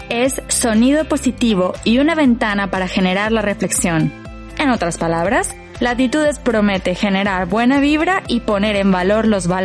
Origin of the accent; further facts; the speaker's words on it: Mexico; Para los españoles, mi acento es mexicano. Para los mexicanos, sueno cada vez más como los españoles.